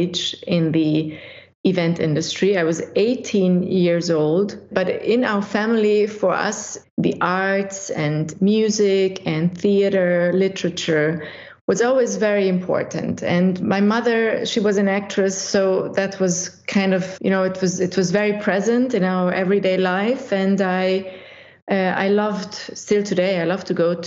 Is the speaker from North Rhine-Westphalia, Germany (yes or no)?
no; Munich, Bavaria, Germany; English is a second language; also born or lived in Budapest, Hungary; now in St. Gallen, Switzerland; I was born in Budapest. But when I was 6 years old, my family decided to leave the communist Hungary back in those days and to escape to Western Europe and to start a new life. And because of that, we ended up in Germany, in Munich. And I grew up in Munich and I learned fluently German